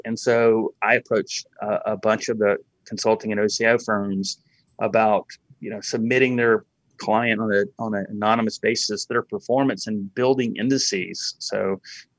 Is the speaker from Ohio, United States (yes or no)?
no; Montgomery, Alabama, United States; I grew up in Montgomery, Alabama